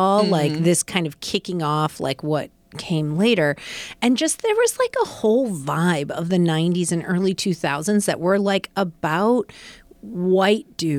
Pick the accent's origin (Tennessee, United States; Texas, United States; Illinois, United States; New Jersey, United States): Illinois, United States; Rockford; I grew up in Rockford, Illinois.